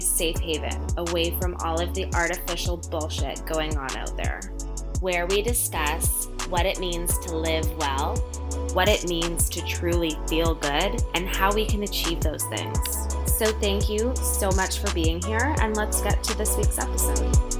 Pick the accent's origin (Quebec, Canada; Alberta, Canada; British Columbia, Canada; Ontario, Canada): British Columbia, Canada; Vancouver Island; I grew up on the island too